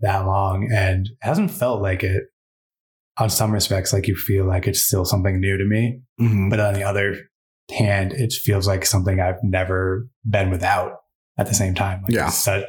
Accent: New Hampshire, United States; moved away as an adult; now in Utah, United States; I'm from New Hampshire, from New England.

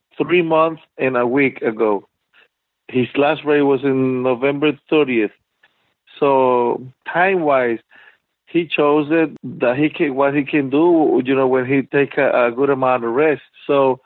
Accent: Venezuela; moved away; we came from Venezuela

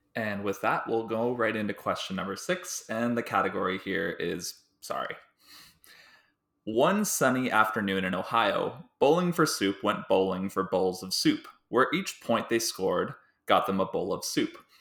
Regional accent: Delhi, Ontario, Canada; I'm from Delhi, Ontario, which is a small town about an hour and a half west of Toronto

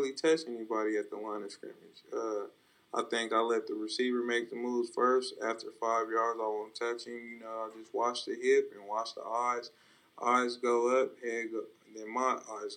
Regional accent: Stockton, California, United States; I'm from Stockton, California. You know, it's not the you know, best city. It's very rough, and you learn to develop some tough skin

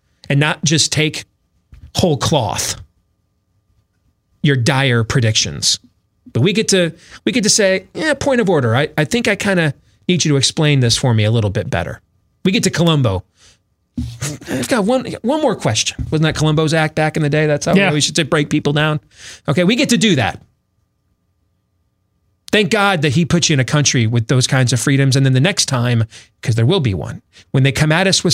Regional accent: Des Moines, Iowa, United States; I was on a show here in Des Moines yesterday in my hometown

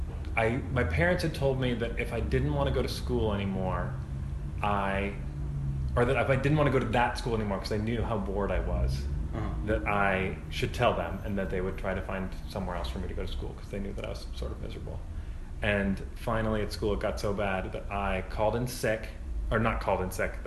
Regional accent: Santa Rosa, California, United States; I grew up in Santa Rosa, California.

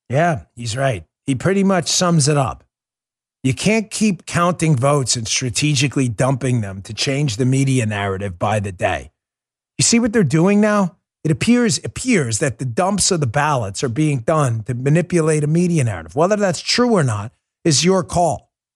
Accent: United States; I'm an American

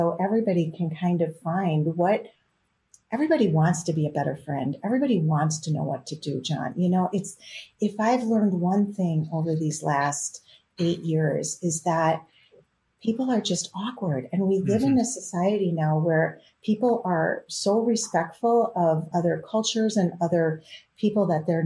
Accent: Wisconsin, United States; I grew up in Wisconsin

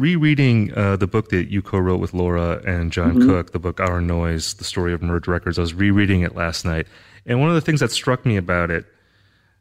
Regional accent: Wisconsin, United States; moved away; I'm from Wisconsin originally, so I grew up in a similar kind of situation.

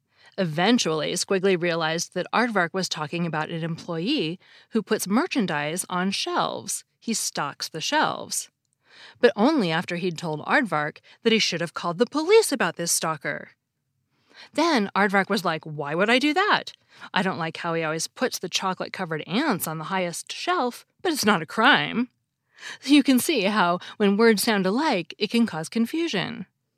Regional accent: Seattle, Washington, United States; It's actually somewhat surprising that my dialect doesn't have the caught-caught merger, because I grew up in Seattle

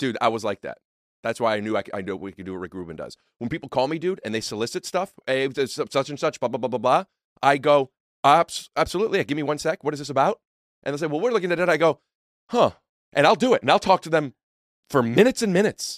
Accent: Northeast Ohio, United States; moved away; where I grew up in Northeast Ohio

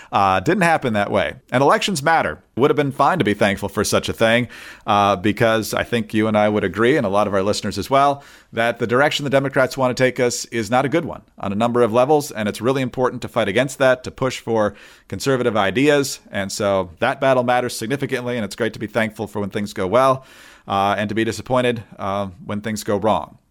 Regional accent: Michigan, United States; my home state of Michigan

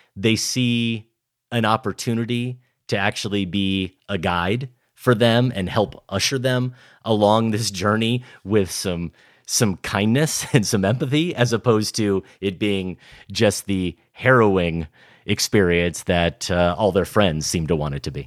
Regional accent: Iowa, United States; I'm growing up in Iowa in the late eighties and early nineties

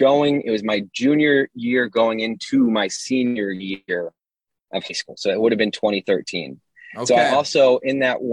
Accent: Ashland, Kansas, United States; also born or lived in Wichita, Kansas; So it actually started when I lived in my hometown of Ashland, Kansas.

